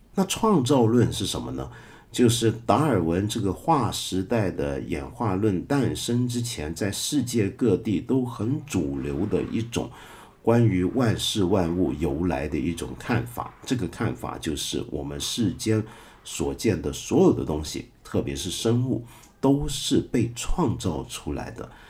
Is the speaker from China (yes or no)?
yes; China; 我们中国人